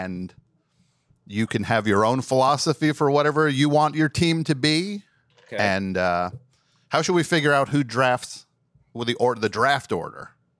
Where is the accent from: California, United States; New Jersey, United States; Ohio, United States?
New Jersey, United States; New Brunswick; I'm from around the New Brunswick area, from Middlesex County.